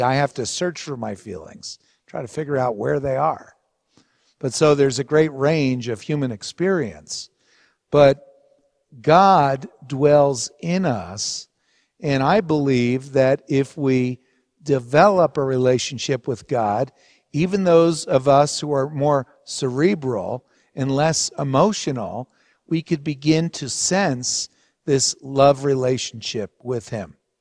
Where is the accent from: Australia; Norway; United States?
United States; Hawthorne, New Jersey; where we grew up in New Jersey in Hawthorne at a Roman Catholic parish, Saint Anthony's